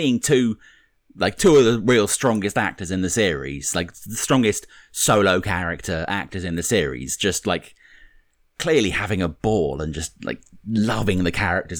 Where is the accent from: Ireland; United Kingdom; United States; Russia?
United Kingdom; Speaking as the resident Brit in the podcast